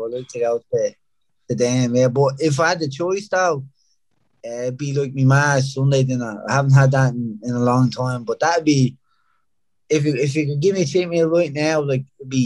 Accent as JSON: {"language": "English", "town": "Dublin", "region": "Leinster", "country": "Ireland", "tie": "born or raised there", "also_born_or_lived": "Rathcoole", "moved": "as an adult", "said": "I grew up in Ringsend until I was about 6 or 7, and then moved across the river to East Wall. Lived there another like 7 or 8 years"}